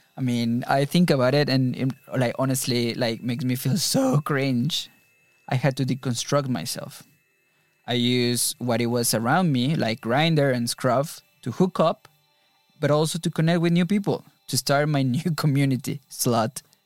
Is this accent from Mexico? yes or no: yes; Mexico; moved away as an adult; now in London, United Kingdom; Growing up in Mexico